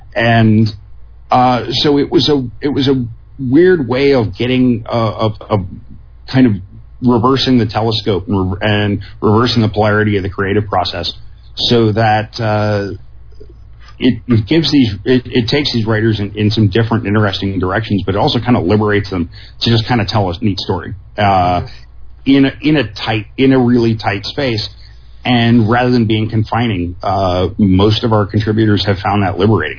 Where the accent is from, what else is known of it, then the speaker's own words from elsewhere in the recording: San Diego, California, United States; growing up in San Diego